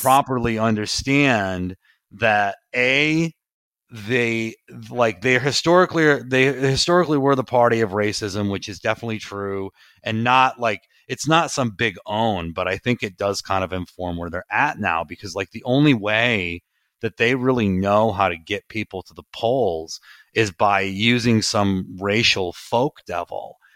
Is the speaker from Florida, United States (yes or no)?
no; Providence, Rhode Island, United States; I grew up in Providence, Rhode Island.